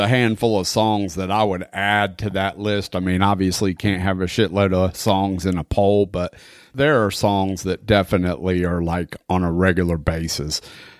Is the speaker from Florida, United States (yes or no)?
yes; Florida, United States; I grew up in Florida